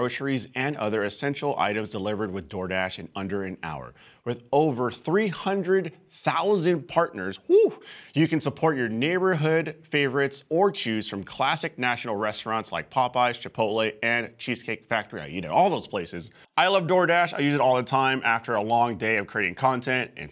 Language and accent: English; San Francisco, California, United States; moved away; in my hometown, San Francisco